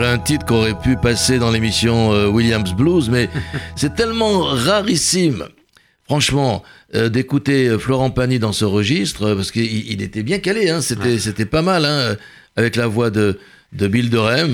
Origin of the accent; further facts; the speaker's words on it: Constantine, Constantine Province, Algeria; moved away; chez moi à Constantine